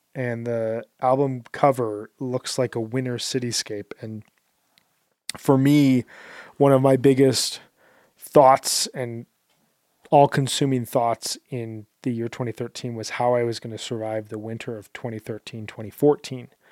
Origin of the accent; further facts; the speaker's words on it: Midwest, United States; moved away as an adult; also born or lived in South Korea; I'm from the Midwest where it gets really, really cold in the winters